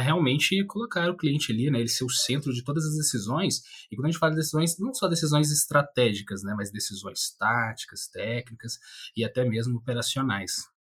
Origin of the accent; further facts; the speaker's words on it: Minas Gerais, Brazil; Também sou mineiro